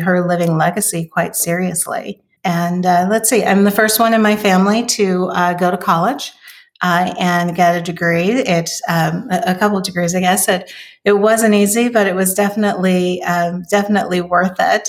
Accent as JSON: {"language": "English", "town": "Oakland", "region": "California", "country": "United States", "tie": "born or raised there", "said": "So I am originally from California. I was born in Oakland, California."}